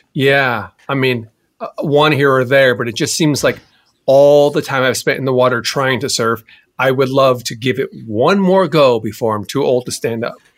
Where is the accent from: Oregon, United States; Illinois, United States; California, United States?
California, United States; Southern; also born or lived in Hawaii; growing up in Southern California